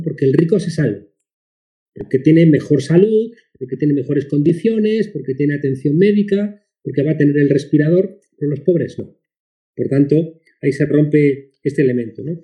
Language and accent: Spanish; Spain; aquí, en mi país, en España